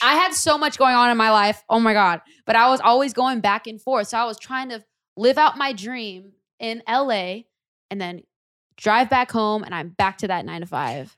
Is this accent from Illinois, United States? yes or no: no; Lodi, California, United States; born or raised there